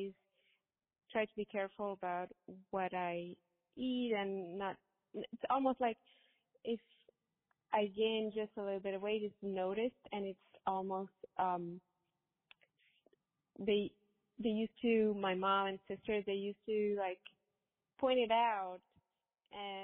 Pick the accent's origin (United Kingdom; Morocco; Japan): Morocco; moved away as an adult; now in United States; I grew up in Morocco